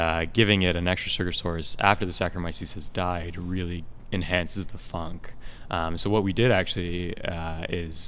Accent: United States; now in Canada; I'm American myself

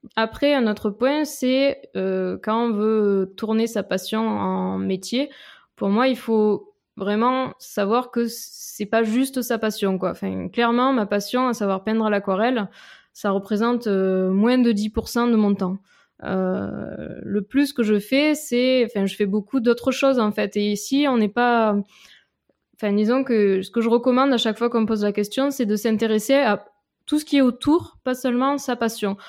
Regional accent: Avignon, Provence-Alpes-Côte d'Azur, France; accent: petit accent chantant; moved away as an adult; also born or lived in Lyon / Grenoble / Nice; now in Paris, France; je viens d'Avignon en fait, à côté d'Avignon, euh, voilà où j'ai vécu jusqu'à jusqu'après le bac, jusqu'au bac

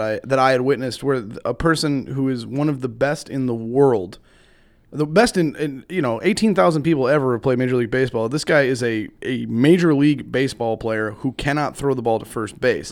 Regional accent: Chicago area, Illinois, United States; now in Missouri, United States; I grew up in Chicago, like, you did around the area, not in the city

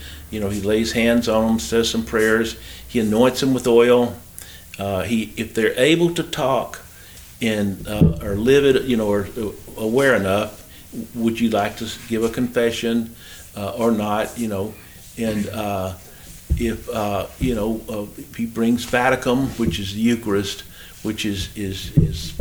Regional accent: Memphis, Tennessee, United States; I'm from Memphis, too

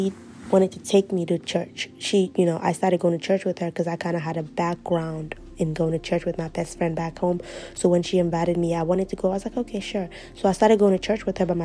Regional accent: Guinea; also born or lived in Ivory Coast; now in Maryland, United States; I am from Guinea, West Africa. I was born in Ivory Coast, but I grew up in Guinea. I live in Maryland now, in the United States.

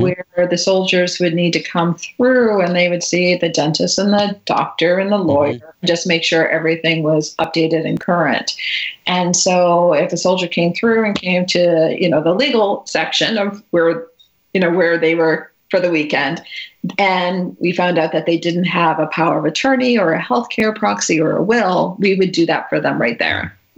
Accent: Natick, Massachusetts, United States; I grew up uh, just outside Boston mm-hmm. in Natick, Massachusetts.

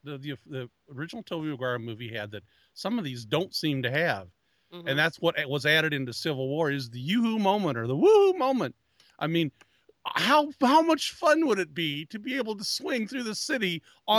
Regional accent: Brooklyn, New York, United States; Queens, I'm from Brooklyn.

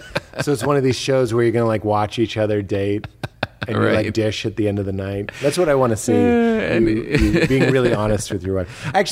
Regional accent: New England, United States; I'm from New England where we do candle pin bowling.

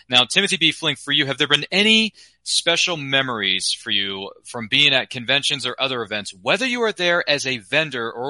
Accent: Towson, Maryland, United States; moved away as an adult; now in North Carolina, United States; I'm originally from Towson, Maryland, but now I'm oh, here in the state of North Carolina.

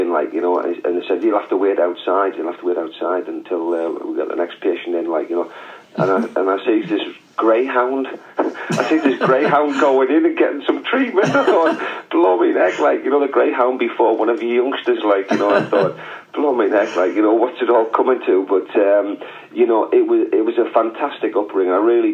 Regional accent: Shiney Row, North East England, United Kingdom; also born or lived in Sunderland / Penshaw; I was born in Sunderland, Kale Road, Sunderland, and on the 31st of August, 1954

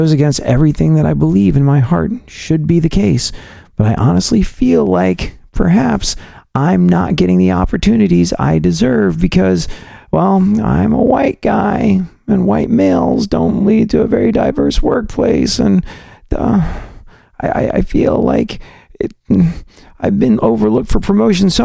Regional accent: United States; I'm an American

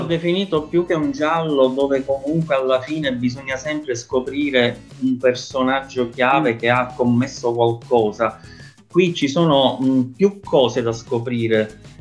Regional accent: Palermo, Sicily, Italy; soprattutto di storia della mia città, dove ci sono tante cose da dire, allora nel 2011 avevo creato un blog su internet dal titolo Palermo Nascosta

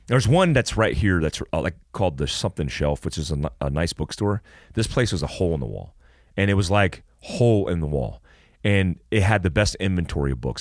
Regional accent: Florida, United States; when I played basketball as a young kid growing up in Florida with all black kids

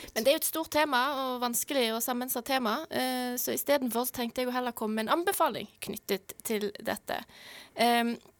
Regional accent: Norway; vi som nordmenn

